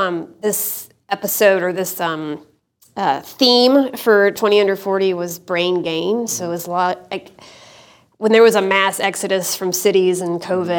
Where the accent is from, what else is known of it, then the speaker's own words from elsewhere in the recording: Asheville, North Carolina, United States; moved away as an adult; now in Chattanooga, United States; I'm not a native Chattanoogan. Yeah. I'm originally from Asheville, North Carolina, so not far down the road, but we've kind of grown to love Chattanooga. It feels like a little mini Asheville in a lot of ways. So it feels like home.